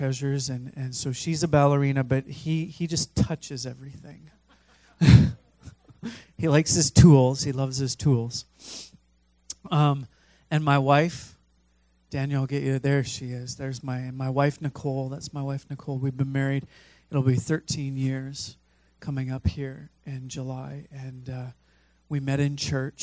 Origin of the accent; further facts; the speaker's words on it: Fraser Valley, British Columbia, Canada; I grew up in the Fraser Valley